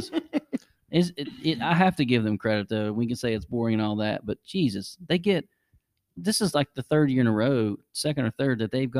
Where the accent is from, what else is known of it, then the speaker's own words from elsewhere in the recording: Boston, Massachusetts, United States; Well, I'm from Boston. We don't have accents up there.